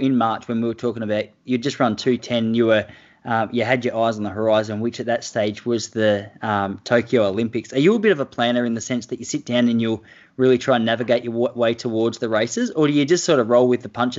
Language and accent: English; Traralgon, Victoria, Australia; also born or lived in South Australia; now in Melbourne, Australia; I'm originally from Gippsland.